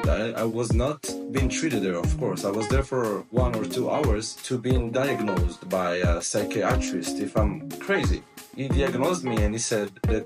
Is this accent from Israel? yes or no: yes; Israel; moved away as an adult; also born or lived in United States / Thailand; now in Philippines; I'm from Israel